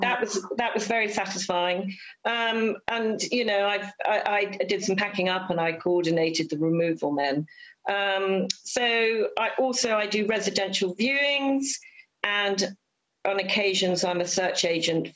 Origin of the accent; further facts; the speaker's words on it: Peeblesshire, Scotland, United Kingdom; I was brought up in Peeblesshire, and my mother pioneered the Eastgate Theatre